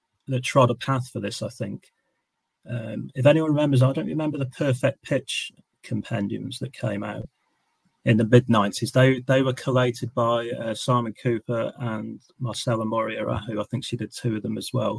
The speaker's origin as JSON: {"language": "English", "country": "United Kingdom", "tie": "born or raised there", "said": "growing up in Britain"}